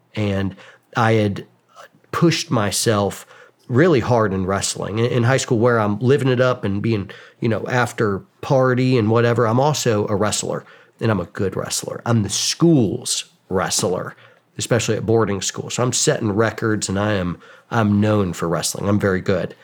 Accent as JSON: {"language": "English", "area": "suburbs of Atlanta", "region": "Georgia", "country": "United States", "tie": "born or raised there", "said": "I grew up in Georgia, kind of the suburbs of Atlanta"}